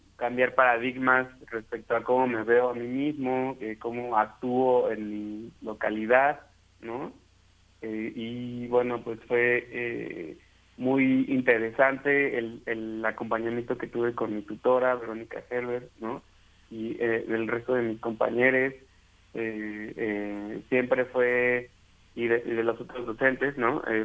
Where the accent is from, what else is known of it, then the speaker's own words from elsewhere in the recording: Ecatepec de Morelos, State of Mexico, Mexico; se conoce como el Catepec de Morelos. es lugar de donde yo vengo